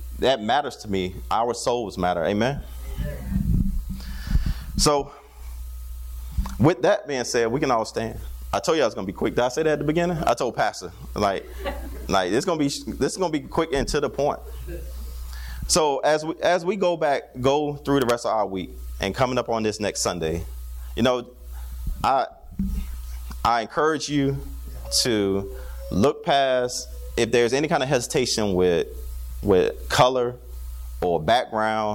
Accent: Newport News, Virginia, United States; Growing up in Newport News, Virginia

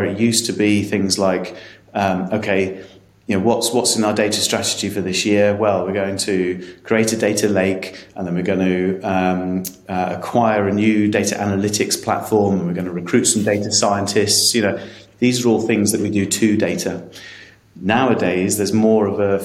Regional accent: England, United Kingdom; I'm going to say this as an Englishman

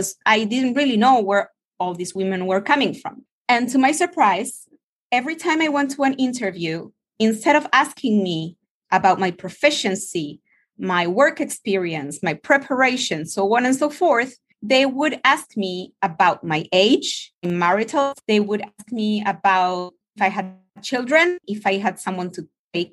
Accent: Buenos Aires, Argentina; moved away; also born or lived in United States / Mexico; I was born in Argentina a couple of years ago. I'm also an American. I lived more than 13 years in the US, and now I'm back in my hometown in Buenos Aires

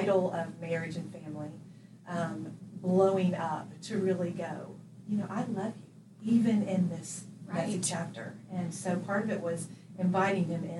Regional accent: Jacksonville, Florida, United States; moved away as an adult; now in Birmingham, United States; grew up in Jacksonville, Florida

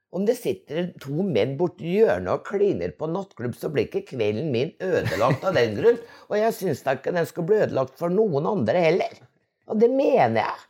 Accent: Innlandet, Norway; also born or lived in Lesjaskog; den oppveksten på Dovrefjell

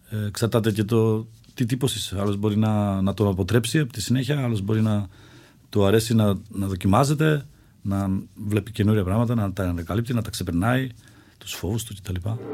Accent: Czechia; now in Greece; Γεννήθηκα στην Τσεχία και υπήρχε μια παράδοση εκεί στα σπορ φύσης.

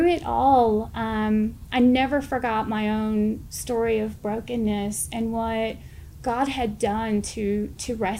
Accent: St. Louis, Missouri, United States; moved away as an adult; now in Arkansas, United States; I'm originally from St. Louis.

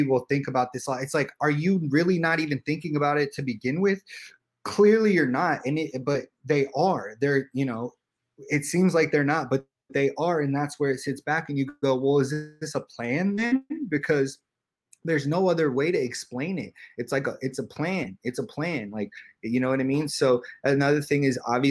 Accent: Los Angeles, California, United States; I grew up in Hollywood

